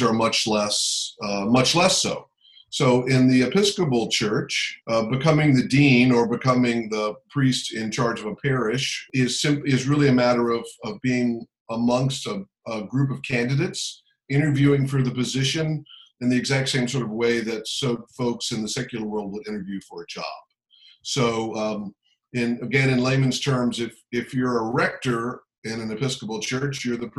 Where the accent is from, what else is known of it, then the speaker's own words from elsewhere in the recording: Alexandria, Virginia, United States; I grew up here in the metro area. I'm from Alexandria, Virginia